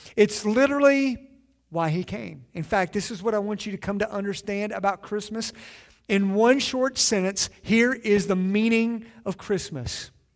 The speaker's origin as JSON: {"language": "English", "region": "Southeastern Kentucky", "country": "United States", "said": "I'm from Southeastern Kentucky"}